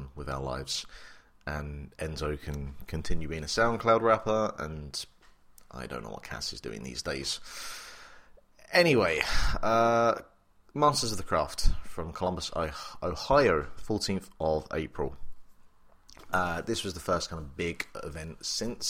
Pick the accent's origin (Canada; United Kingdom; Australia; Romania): United Kingdom; England; also born or lived in Republic of Ireland; now in Ireland; I am English, but I live in the Republic of Ireland, so my family are all back in the United Kingdom